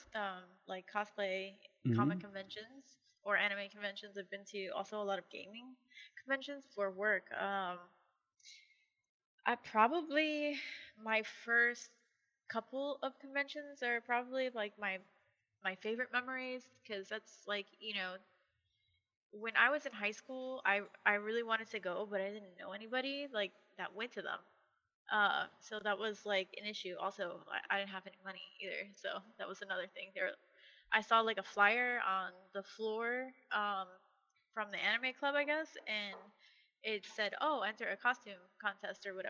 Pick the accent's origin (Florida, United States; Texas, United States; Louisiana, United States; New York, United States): Florida, United States; Miami; I'm from Miami, mm-hmm. Florida